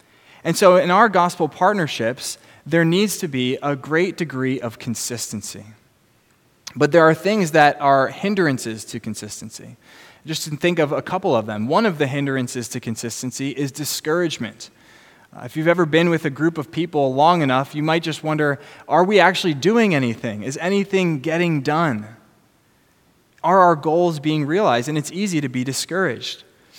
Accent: New Jersey, United States; I'm from New Jersey.

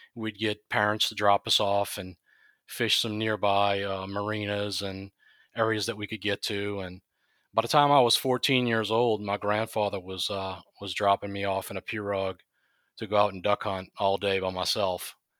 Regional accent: Chalmette, Louisiana, United States; I'm from Shalmat, Louisiana, born and raised there.

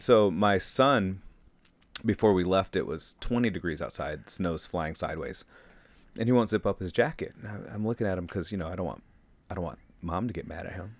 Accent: Saginaw, Michigan, United States; moved away as an adult; also born or lived in Bridgeport, Michigan / Ann Arbor, Michigan; now in Hayward, United States; I was born and raised in Saginaw, Michigan

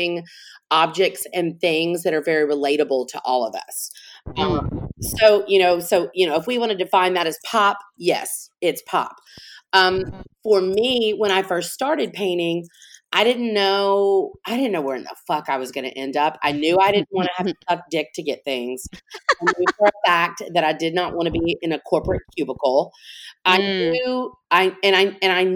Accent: Montgomery, Alabama, United States; now in New Orleans, United States; I'm originally from Montgomery, Alabama. So I'm not originally from Louisiana

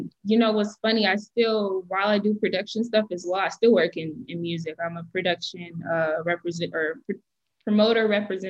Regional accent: Detroit, Michigan, United States; I'm from Detroit, born and raised in Detroit.

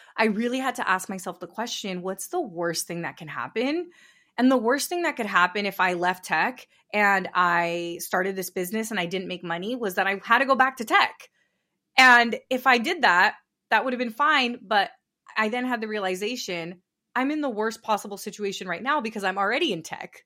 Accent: Northern California, United States; I grew up in California. I grew up in Northern California to, to immigrant parents.

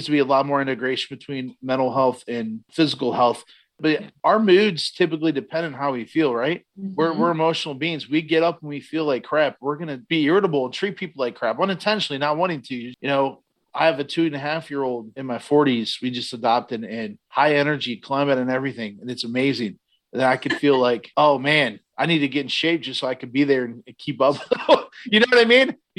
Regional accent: Garrettsville, Ohio, United States; in my hometown, I grew up in Garrettsville years ago

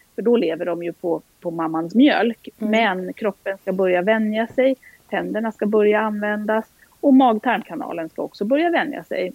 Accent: outside Stockholm, Stockholm County, Sweden; moved away as an adult; also born or lived in Halland / Uppsala; är född och uppvuxen utanför Stockholm

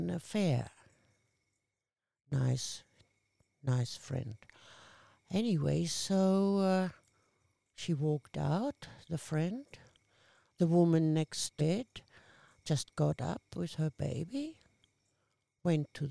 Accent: Randersacker, Bavaria, Germany; English is a second language; moved away as an adult; also born or lived in Hamburg, Germany / Würzburg, Germany; now in Central Coast, Australia; I started growing up in Randersacker, and then when I was 12, I was moved to Hamburg, which is North Germany

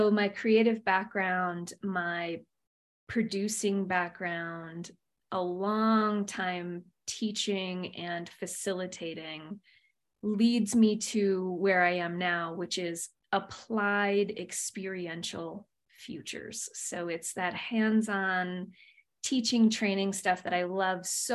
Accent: Michigan, United States; moved away; also born or lived in Phoenix, Arizona; I was born and raised in Michigan, so Midwestern girl at heart, and then moved out to the western desert of Phoenix for the second quarter of my life

